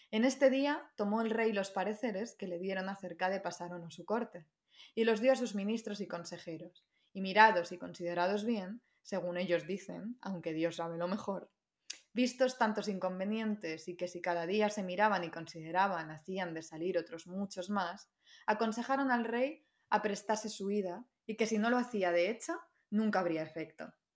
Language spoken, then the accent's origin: Spanish; Madrid, Community of Madrid, Spain; also born or lived in Andalusia (family); Yo nací en Madrid